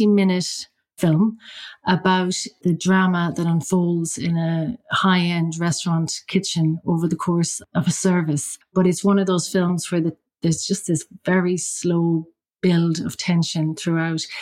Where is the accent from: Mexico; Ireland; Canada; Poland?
Ireland; County Mayo, Connacht; now in London, United Kingdom; I'm from County Mayo in Ireland